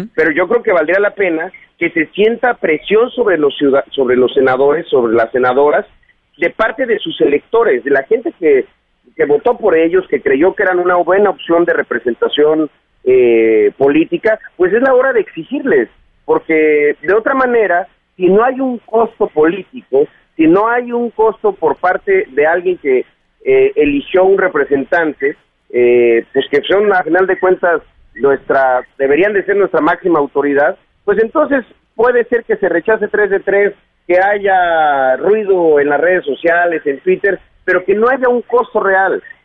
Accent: Chiapas, Mexico; aquí en mi tierra

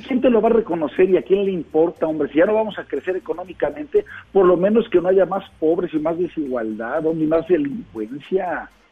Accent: Puebla, Mexico; yo como poblano

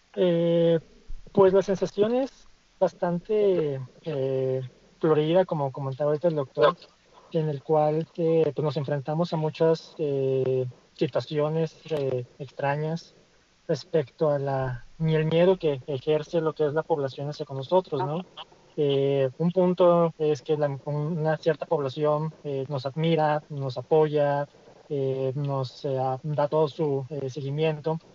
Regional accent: Mexico; como mexicanos que hemos sido

